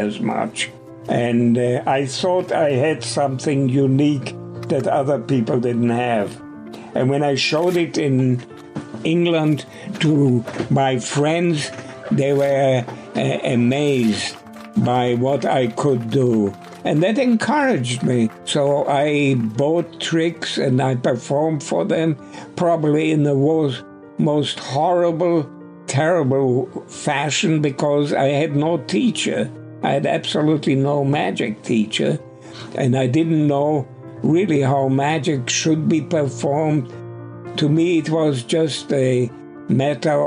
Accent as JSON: {"language": "English", "region": "Berlin", "country": "Germany", "tie": "born or raised there", "moved": "yes", "lives_now": "United States", "said": "I was born in Germany, in Berlin"}